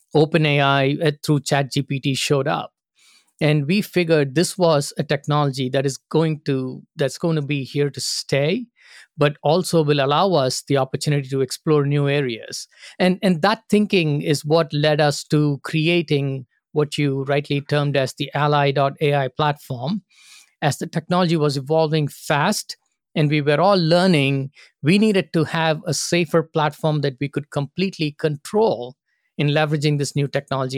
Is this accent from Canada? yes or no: no; India; moved away as an adult; also born or lived in Singapore / Phoenix, Arizona; now in United States; I grew up in India and started my first job with Singapore Airlines in Singapore